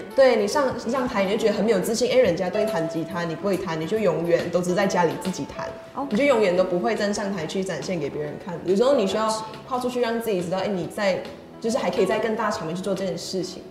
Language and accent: Chinese; Taiping, Perak, Malaysia; moved away as an adult; now in Taiwan; 我是来自马来西亚的